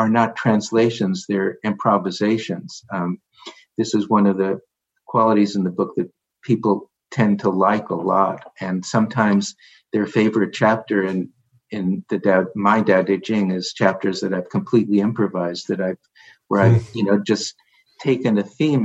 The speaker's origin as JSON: {"language": "English", "region": "New York", "country": "United States", "said": "being a New Yorker"}